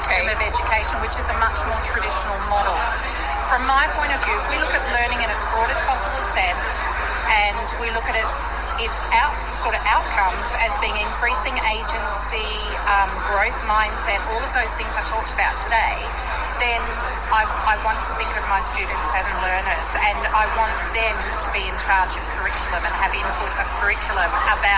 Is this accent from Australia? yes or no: yes; Australia; also born or lived in United Kingdom; I'm from Australia